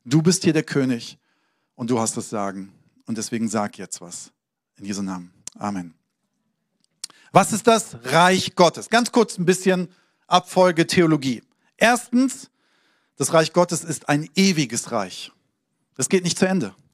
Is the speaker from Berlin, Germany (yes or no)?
no; Hesse, Germany; also born or lived in Hamburg; So, ich bin in Hamburg geboren, habe da aber nicht viel gelebt, bin äh, in Hessen aufgewachsen